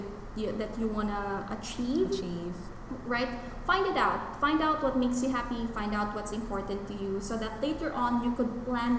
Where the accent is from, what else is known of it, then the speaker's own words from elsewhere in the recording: Philippines; for us Filipinos